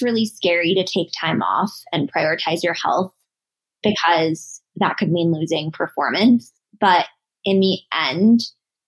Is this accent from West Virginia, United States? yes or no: no; Denver, Colorado, United States; I'm from Denver. Well, Denver area